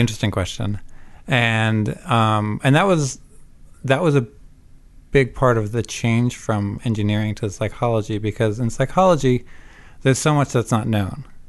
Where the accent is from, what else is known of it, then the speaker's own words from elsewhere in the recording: Vermont, United States; also born or lived in Savannah, Georgia / New Jersey / Canada; I'm not Canadian, but I did grow up in Vermont